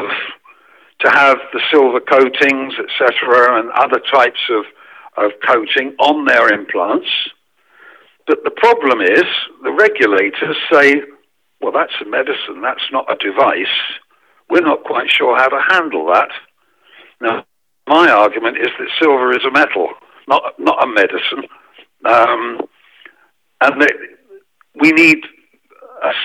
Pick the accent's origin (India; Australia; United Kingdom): United Kingdom; England; now in France; because I'm English